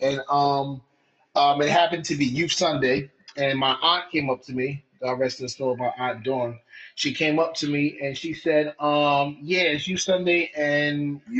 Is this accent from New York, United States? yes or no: yes; Mount Vernon, New York, United States; now in Carmel, United States; I'm originally from Mount Vernon, New York, but I reside now in Carmel, New York. It's upstate.